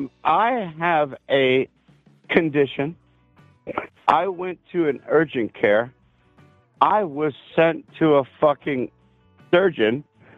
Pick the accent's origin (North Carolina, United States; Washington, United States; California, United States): Washington, United States; Seattle; I'm from Washington State.